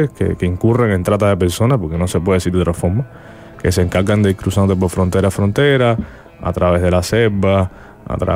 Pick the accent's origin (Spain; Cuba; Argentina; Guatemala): Cuba; moved away; esos cubanos luego se van a convertir en lo que somos los exiliados cubanos alrededor del mundo.